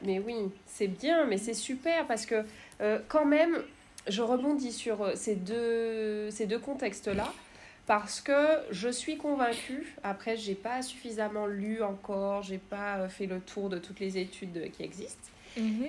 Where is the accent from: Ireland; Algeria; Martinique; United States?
Martinique; je suis martiniquaise